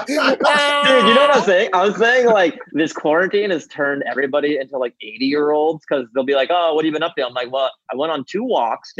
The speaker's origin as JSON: {"language": "English", "town": "Seattle", "region": "Washington", "country": "United States", "tie": "born or raised there", "said": "I was born in Seattle."}